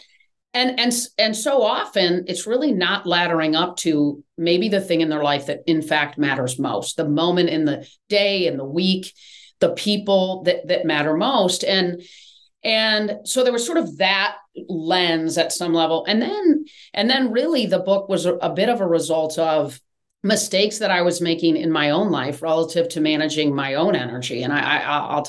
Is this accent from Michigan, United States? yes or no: yes; East Lansing, Michigan, United States; moved away as an adult; now in Atlanta, United States; I grew up right in East Lansing